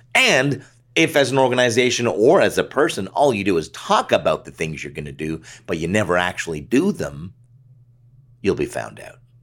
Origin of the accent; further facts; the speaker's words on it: Canada; As a Canadian ad guy, mostly doing stuff north of the border